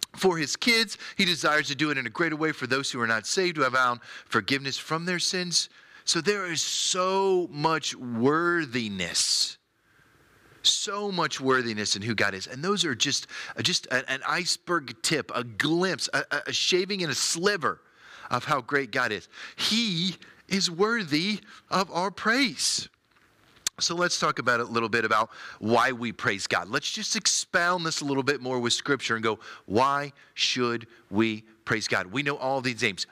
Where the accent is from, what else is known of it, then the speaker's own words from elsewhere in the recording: United States; as an American